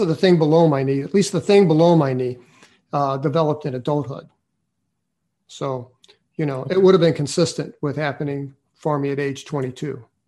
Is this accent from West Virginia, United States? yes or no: no; St. Louis, Missouri, United States; I was from St. Louis City